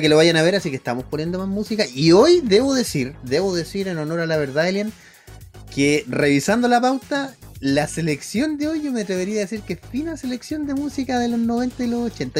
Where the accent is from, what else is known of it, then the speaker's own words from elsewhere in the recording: Santiago, Santiago Metropolitan Region, Chile; mi amado, donde yo nací, barrio San Diego